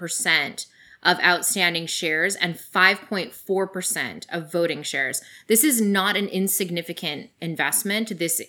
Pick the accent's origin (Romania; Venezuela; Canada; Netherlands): Canada; I mean, my home country has as well.